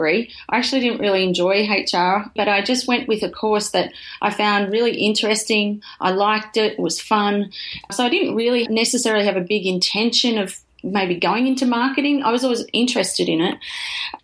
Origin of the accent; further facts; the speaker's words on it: Lismore, New South Wales, Australia; I grew up in Lismore in northern New South Wales.